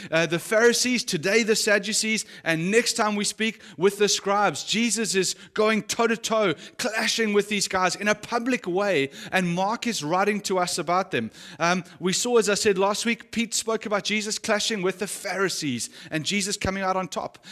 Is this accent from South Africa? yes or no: yes; South Africa; as a South African or someone who's grown up in South Africa